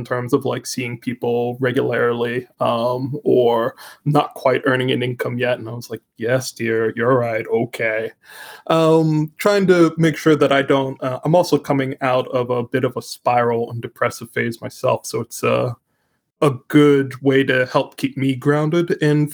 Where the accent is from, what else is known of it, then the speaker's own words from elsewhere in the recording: Canada; I am Canadian